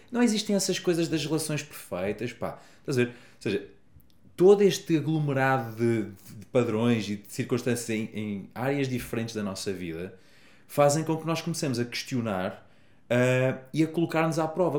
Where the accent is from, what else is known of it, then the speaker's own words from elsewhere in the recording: Portugal; Eu sou da Lausanne, a melhor vila do mundo